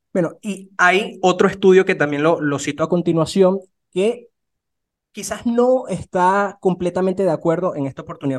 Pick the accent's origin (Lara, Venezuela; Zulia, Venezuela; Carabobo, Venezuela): Lara, Venezuela; Barquisimeto; yo soy de, de, Barquisimeto, en Venezuela